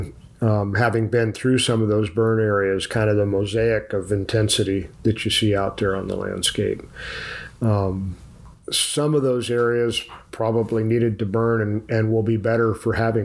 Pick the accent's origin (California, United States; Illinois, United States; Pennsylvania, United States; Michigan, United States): California, United States; Tuolumne County; also born or lived in Auburn, California; where I grew up in the Stanislaus National Forest in Tuolumne County.